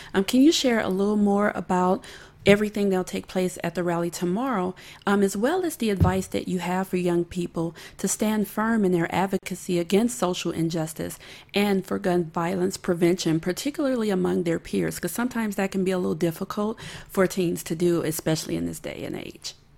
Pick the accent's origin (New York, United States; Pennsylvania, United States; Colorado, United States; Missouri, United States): Missouri, United States; St. Louis; moved away; I was born and raised in St. Louis